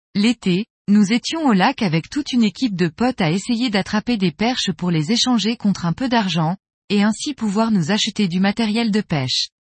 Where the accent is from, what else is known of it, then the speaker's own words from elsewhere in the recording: Annecy, Auvergne-Rhône-Alpes, France; moved away as an adult; also born or lived in near Lyon; now in Lyon, France; j'ai grandi à Annecy et habite depuis 10 ans à côté de Lyon